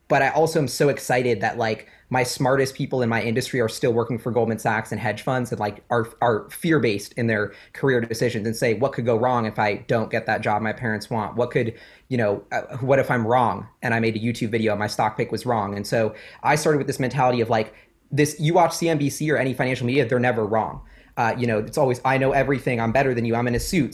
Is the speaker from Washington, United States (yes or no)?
yes; Seattle, Washington, United States; growing up in Seattle, super climate friendly